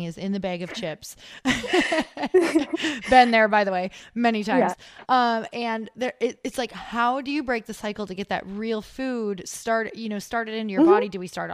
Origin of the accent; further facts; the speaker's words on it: Midwest, United States; I come from the Midwest